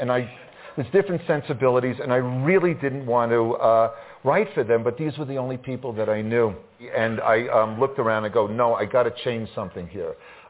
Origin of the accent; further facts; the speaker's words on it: Long Island, New York, United States; ever since I was a little boy growing up on Long Island